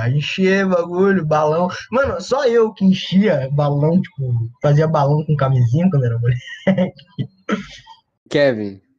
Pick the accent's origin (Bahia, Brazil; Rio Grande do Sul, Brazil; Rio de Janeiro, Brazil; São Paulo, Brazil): Rio de Janeiro, Brazil; accent: carioca; eu mesmo tendo um sotaque carioca